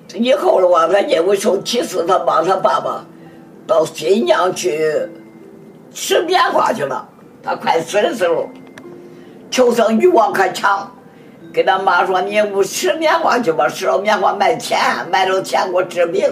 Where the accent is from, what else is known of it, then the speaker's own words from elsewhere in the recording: China; moved away as an adult; now in New York, United States; 我是个中国人